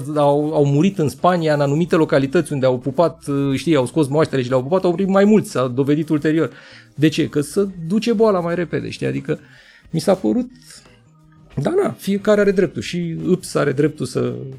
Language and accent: Romanian; Buzău, Buzău County, Romania; m-am născut și lângă în Buzău, acolo unde avem vulcanii noroiești.